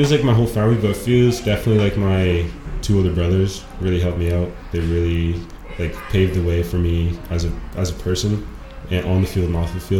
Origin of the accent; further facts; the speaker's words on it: Abbotsford, British Columbia, Canada; also born or lived in Aitchelitz / Sumas; I grew up in Abstrud.